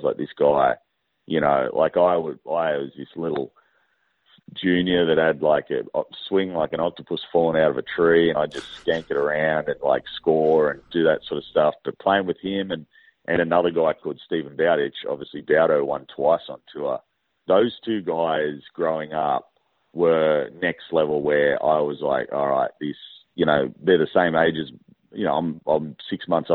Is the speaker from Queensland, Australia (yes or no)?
no; Sydney, New South Wales, Australia; I'm actually from Sydney